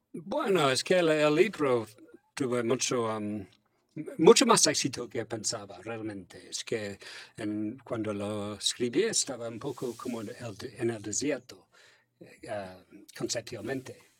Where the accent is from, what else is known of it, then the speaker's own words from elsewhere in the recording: England, United Kingdom; Spanish is a second language; now in Finland; soy inglés.